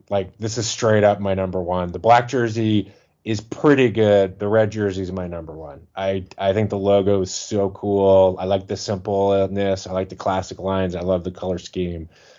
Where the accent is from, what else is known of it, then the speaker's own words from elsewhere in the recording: Jacksonville, Florida, United States; moved away; I'm a Floridian originally, and I'm originally from Jacksonville, which is about 2.5-3 hours from Orlando.